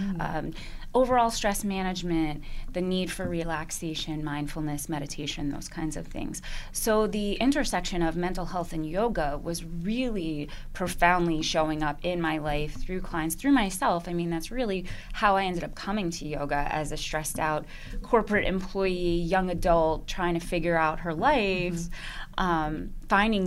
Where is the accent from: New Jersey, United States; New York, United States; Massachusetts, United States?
New Jersey, United States; Holmdel; I grew up in Holmdel